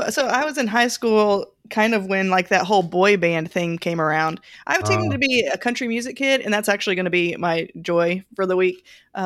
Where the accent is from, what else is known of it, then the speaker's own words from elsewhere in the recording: Texas, United States; Growing up in Texas, I was a little bit of a country music fan.